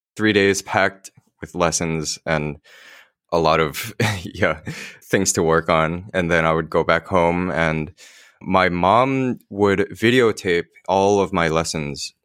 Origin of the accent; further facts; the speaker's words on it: Millburn, New Jersey, United States; I grew up in Milburn